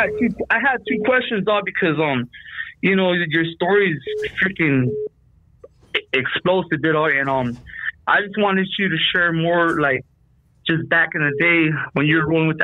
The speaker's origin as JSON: {"language": "English", "town": "El Monte", "region": "California", "country": "United States", "said": "Well, all my family's from Rockwood. I'm from Monte."}